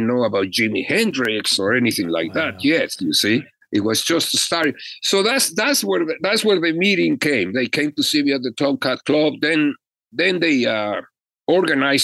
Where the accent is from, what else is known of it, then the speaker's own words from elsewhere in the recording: Mexico; moved away as an adult; also born or lived in Los Angeles; now in United States; I was an immigrant from Mexico. I was just coming in.